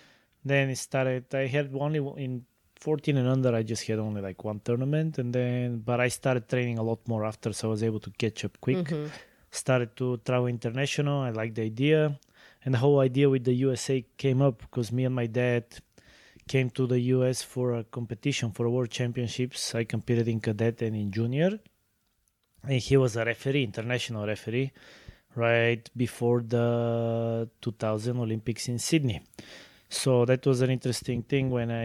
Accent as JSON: {"language": "English", "town": "Sofia", "region": "Sofia City", "country": "Bulgaria", "tie": "born or raised there", "said": "Well, I was born and raised in Bulgaria, in the city of Sofia."}